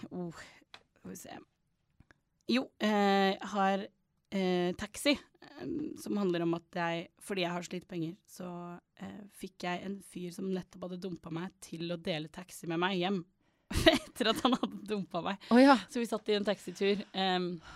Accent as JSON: {"language": "Norwegian", "country": "Norway", "also_born_or_lived": "United States", "said": "Jeg er norsk"}